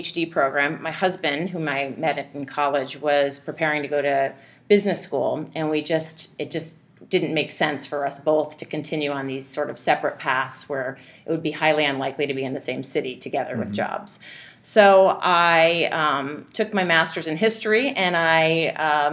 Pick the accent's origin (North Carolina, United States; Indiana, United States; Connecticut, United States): Indiana, United States; also born or lived in California / Chicago / San Francisco; now in New York, United States; I wasn't born there, but I spent most of my childhood in Indiana